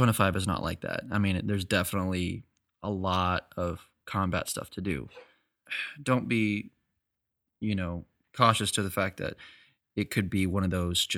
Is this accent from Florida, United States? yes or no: no; Texas, United States; I'm from Texas